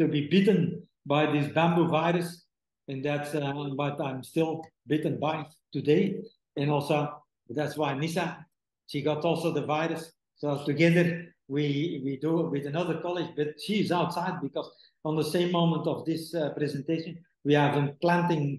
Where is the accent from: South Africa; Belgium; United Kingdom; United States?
Belgium; moved away as an adult; now in Indonesia; my hometown in Belgium